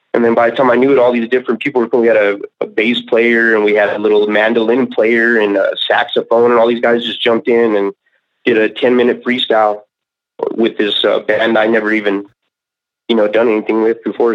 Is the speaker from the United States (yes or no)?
yes; Colorado Springs, Colorado, United States; also born or lived in San Luis Valley, Colorado / Alamosa, Colorado; I was born and raised in Colorado Springs, and um, I was out there for at least until like a ninth grade or so. And then that's when I moved out to the uh, San Luis Valley.